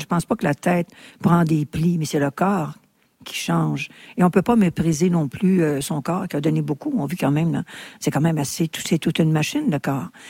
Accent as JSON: {"language": "French", "region": "Quebec", "country": "Canada"}